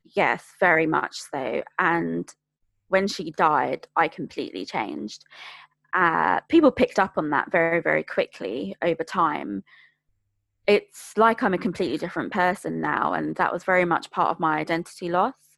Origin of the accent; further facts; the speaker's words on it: London, United Kingdom; I'm born and bred from Greater London